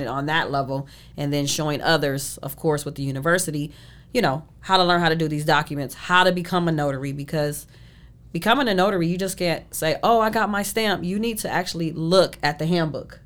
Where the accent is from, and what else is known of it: Shaker Heights, Ohio, United States; born or raised there; moved away as an adult; now in Arizona, United States